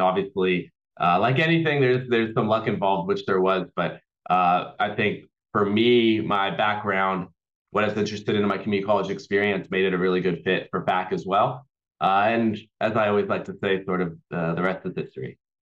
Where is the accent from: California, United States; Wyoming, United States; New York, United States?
California, United States; Auburn; also born or lived in Los Angeles, California; I was born in Los Angeles, and when I was about eight years old or so, my family uh, moved up to uh, a town called Auburn, California, where I grew up